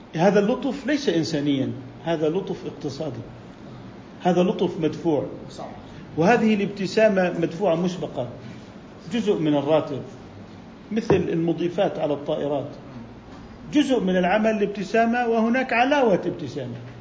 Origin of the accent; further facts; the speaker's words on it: Jordan; عندنا بالأردن